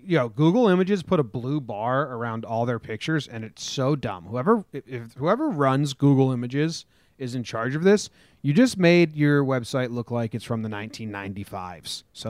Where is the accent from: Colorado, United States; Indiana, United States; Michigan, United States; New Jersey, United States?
New Jersey, United States; Born and raised in New Jersey. Todd Frazier sounds like all my friends that were born and raised in Hazlitt, New Jersey.